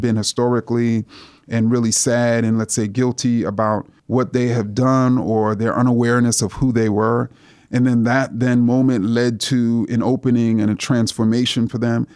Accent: New York City, New York, United States; when I was a student growing up in Jamaica, Queens

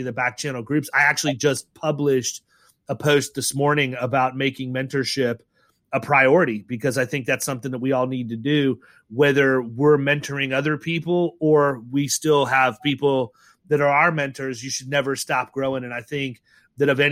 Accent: Ohio, United States; moved away; I was born in Ohio

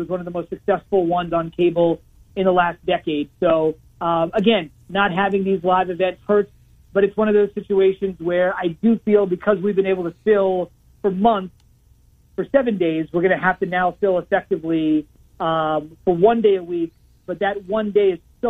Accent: Iowa, United States; He knows I'm from Iowa.

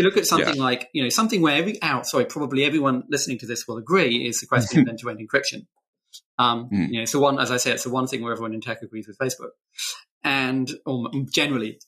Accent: United Kingdom; I'm British.

